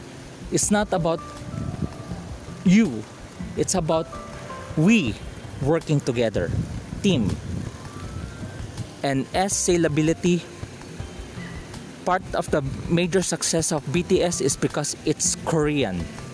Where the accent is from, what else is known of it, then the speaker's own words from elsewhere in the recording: Philippines; I am a Filipino.